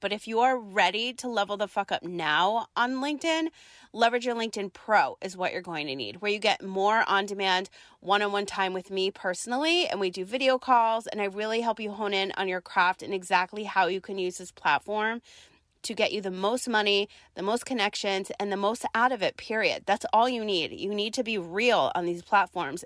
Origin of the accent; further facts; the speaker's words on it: East Coast, United States; now in San Diego, United States; we're both from the East Coast